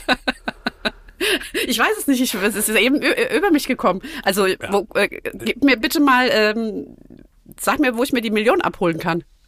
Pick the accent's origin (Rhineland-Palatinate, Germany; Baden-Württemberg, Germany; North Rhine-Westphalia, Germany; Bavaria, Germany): Rhineland-Palatinate, Germany; Nackenheim; Ich bin in Nackenheim aufgewachsen